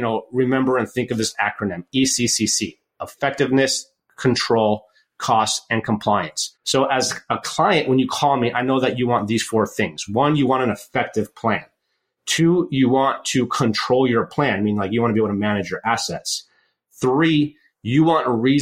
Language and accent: English; United States; also born or lived in Michigan; now in Oregon, United States; I grew up in Lake Tahoe, tons of snow there